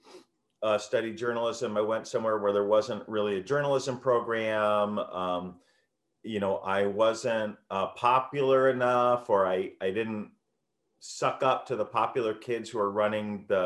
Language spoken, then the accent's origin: English; New York City, New York, United States; I grew up in the Bronx, and you know, from when I was born in 1968